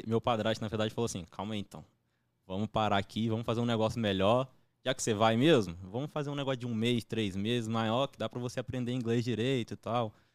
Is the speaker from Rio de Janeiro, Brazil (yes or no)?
yes; Campos dos Goytacazes, Rio de Janeiro, Brazil; Eu sou de Campos do Goitacazes